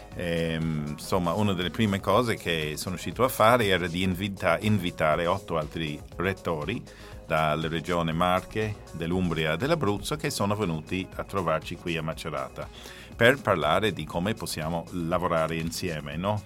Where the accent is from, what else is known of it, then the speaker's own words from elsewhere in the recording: Ireland; now in Italy; sono irlandese